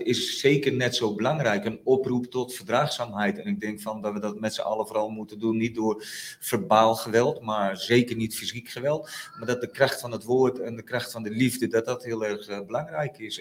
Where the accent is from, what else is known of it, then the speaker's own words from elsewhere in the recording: Friesland, Netherlands; moved away; also born or lived in Utrecht; ik voel me met Friesland nog steeds verbonden, zeg maar. Hè. Ik ken de waarden en normen een beetje in Friesland